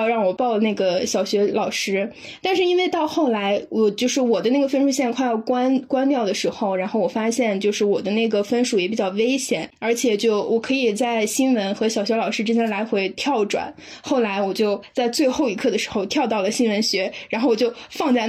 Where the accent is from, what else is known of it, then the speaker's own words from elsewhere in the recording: Inner Mongolia, China; 我是内蒙古的。